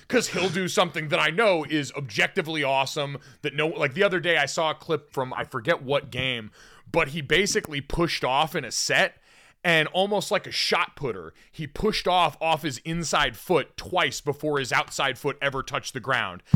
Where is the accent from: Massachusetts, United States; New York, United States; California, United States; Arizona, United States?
Arizona, United States; when I was growing up in Arizona